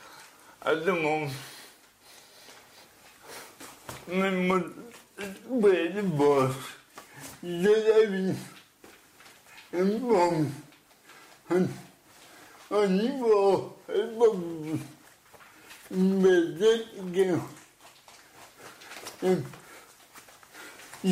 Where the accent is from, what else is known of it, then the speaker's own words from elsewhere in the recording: Denver, Colorado, United States; I grew up in Denver